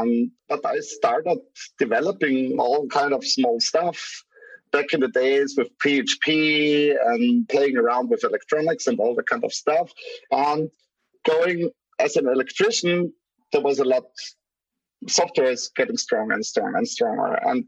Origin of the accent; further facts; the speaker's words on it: Graz, Styria, Austria; English is a second language; He's from my city, from Graz, from my hometown.